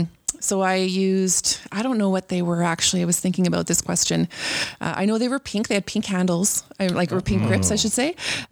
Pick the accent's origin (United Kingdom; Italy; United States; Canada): Canada; Anola, Manitoba; I grew up just outside of Enola, east of Oak Bank. About 10 miles east of Oak Bank. So we had a 5-acre lot, quite a bit of grass, some bush and a lot of sprinkled out trees. So lots of single trees.